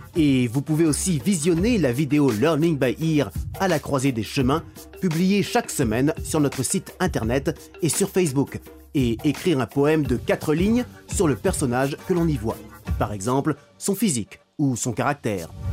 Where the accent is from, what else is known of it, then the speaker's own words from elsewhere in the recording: Germany; je suis allemand